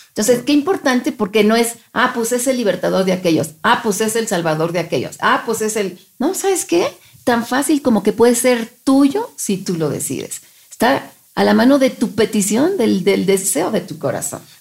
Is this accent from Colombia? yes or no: no; Mexico; somos mexicanos nosotros